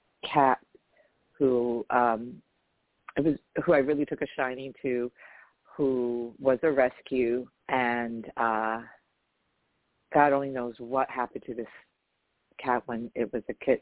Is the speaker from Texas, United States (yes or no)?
no; New York, United States; I grew up in New York.